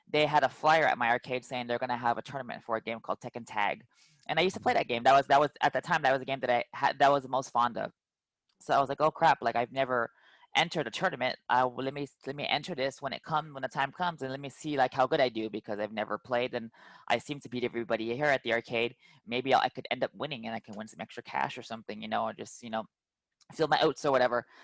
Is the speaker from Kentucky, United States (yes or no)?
no; California, United States; We would go to like I'm from the Bay Area, so we'd go from like San Jose to Milpitas to Sunnyvale Golfland in San Jose to go compete to tournaments